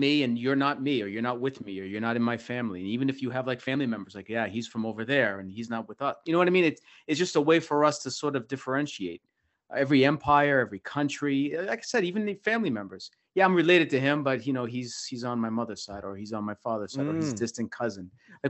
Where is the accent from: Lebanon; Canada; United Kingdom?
Lebanon; Beirut, Beirut Governorate; Like, yes, I'm Armenian, but I'm from Beirut.